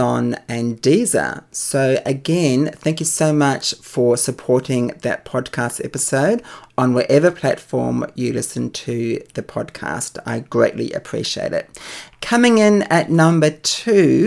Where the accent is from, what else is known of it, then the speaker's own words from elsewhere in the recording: New Zealand; now in Australia; my home country, New Zealand.